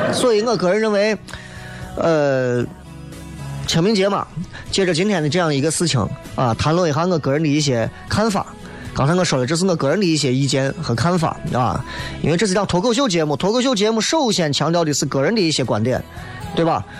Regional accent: Xi'an, Shaanxi, China; 作为一个西安人

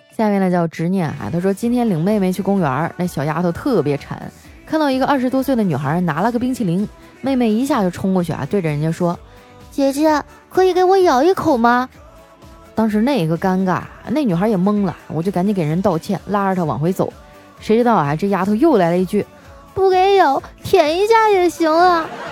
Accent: Northeast China, China; 我们东北人

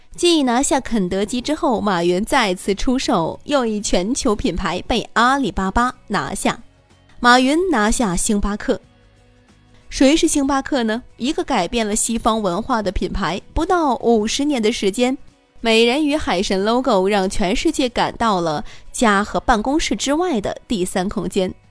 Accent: China; 我们中国人

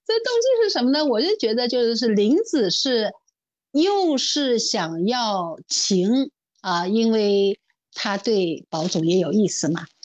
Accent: Shanghai, China; 作为上海人，我从小就吃排骨年糕

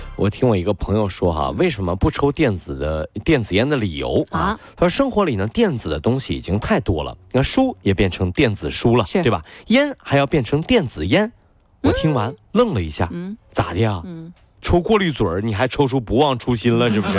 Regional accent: China; 为什么我们中国人还喜欢逛奥特莱斯呢

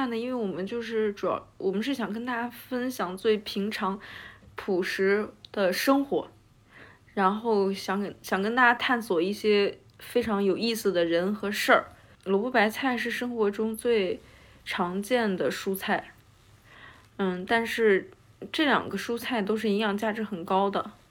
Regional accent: Hebei, China; now in Beijing, China; 我是北方人，河北人

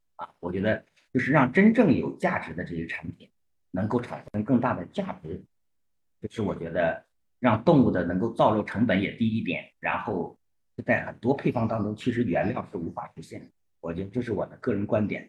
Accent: Heilongjiang, China; 我来自四季分明，啊，我们的中国粮仓黑龙江。呃，其实我的小学到高中 都是在我们东北的乡镇就读的，所以本科我能就读在黑龙江八一农垦大学

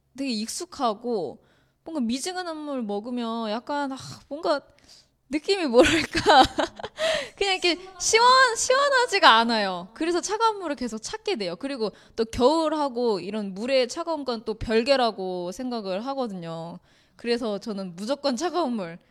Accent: South Korea; 저도 한국 사람 입장에서

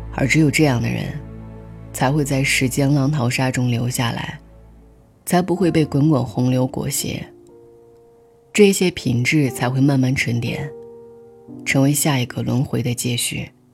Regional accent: China; 我们国家

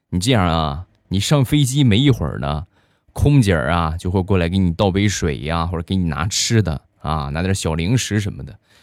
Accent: Shandong, China; 我呢山东人

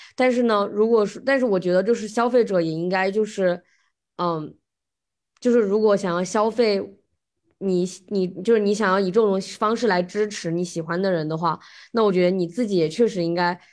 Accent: China; now in United States; 我们中国人

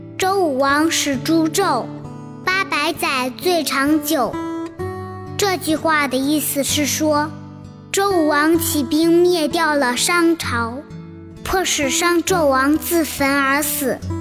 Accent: China; 我们中国人都是炎黄子孙

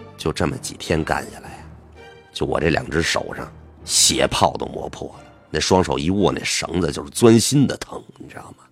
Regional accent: northern Jiangsu countryside, China; 我们老家在那个苏北农村呢

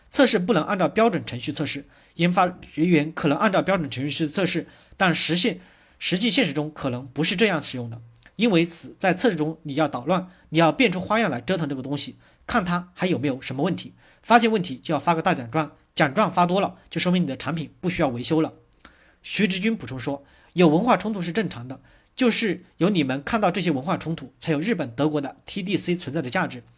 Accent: China; 但我们中国人说假话的很多，所以我们在改变自己，使我们具有真实性、开放性、可批评性。

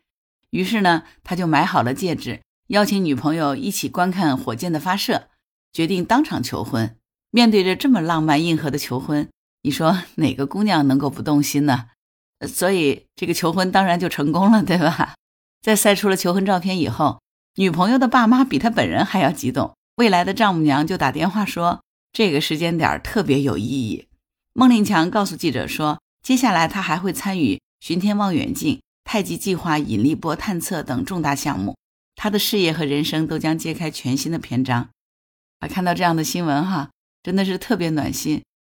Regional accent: Hangzhou, Zhejiang, China; 作为杭州人，

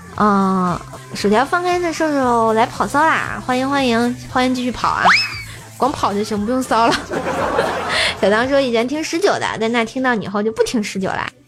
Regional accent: Tianjin, China; 我天津人儿

